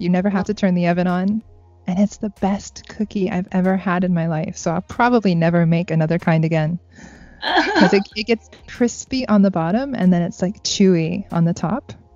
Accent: United States; now in Japan; me being American

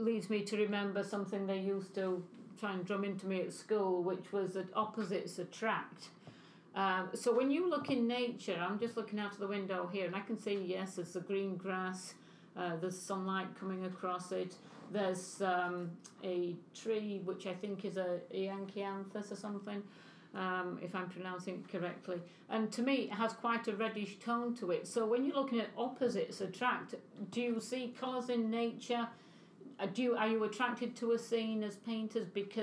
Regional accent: England, United Kingdom; moved away; I was brought up in England

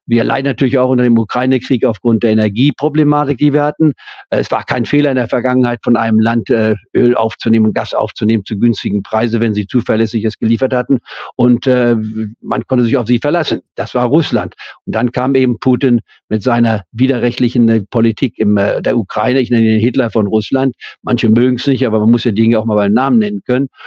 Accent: Leipzig, Saxony, Germany; born there; Ich bin ja in Leipzig geboren. Ich war und habe nie die DDR anerkannt.

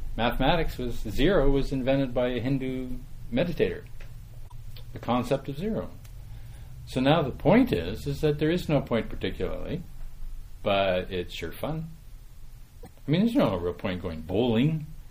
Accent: Saskatchewan, Canada; moved away; I'm from Saskatchewan originally

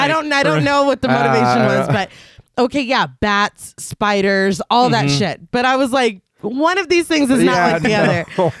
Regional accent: Texas, United States; I'm a Texan.

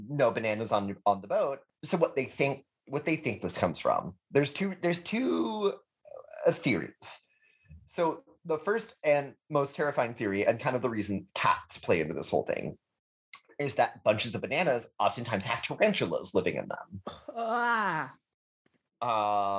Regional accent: Texas, United States; I'm from Texas

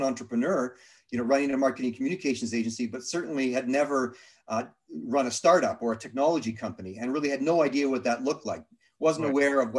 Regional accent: Toronto, Ontario, Canada; also born or lived in Thornhill; now in Toronto, Canada; Grew up in Toronto, North Toronto

